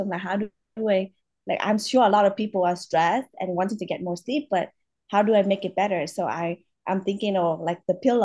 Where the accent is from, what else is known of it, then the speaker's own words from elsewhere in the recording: Vietnam; now in United States; I'm from Vietnam